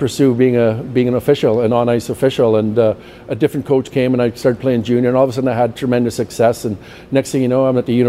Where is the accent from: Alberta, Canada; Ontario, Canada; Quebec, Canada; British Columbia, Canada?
British Columbia, Canada; Merritt; now in Port Moody, Canada; My formative years growing up in Merritt, I spent my teenage years, I was either at school or I was at the rink.